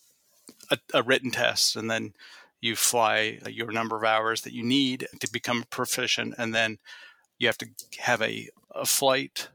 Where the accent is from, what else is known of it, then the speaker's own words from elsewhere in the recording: Northeast Ohio, United States; now in Columbus, United States; where I grew up in Northeast Ohio